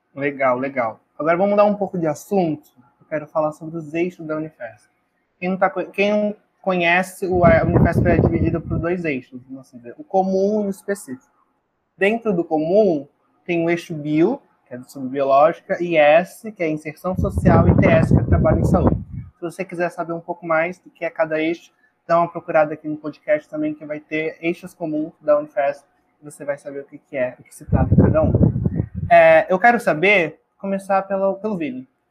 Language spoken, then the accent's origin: Portuguese; Baixada Santista, São Paulo, Brazil; eu sou daqui da Baixada, eu também nunca fui no aquário de Santos